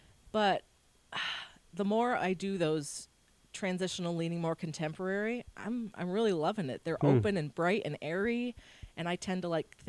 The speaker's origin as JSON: {"language": "English", "region": "New York", "country": "United States", "tie": "born or raised there", "also_born_or_lived": "Syracuse, New York", "said": "I grew up in New York and went to college in Western New York at Alfred. I got my bachelor's degree there. And then right after that, I moved to Syracuse"}